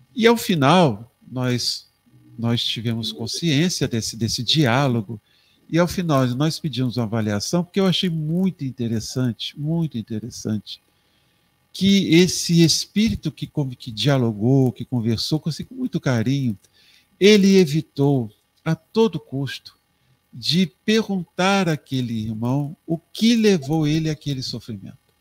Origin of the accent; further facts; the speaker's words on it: Três Rios, Rio de Janeiro, Brazil; minha cidade natal, Três Rios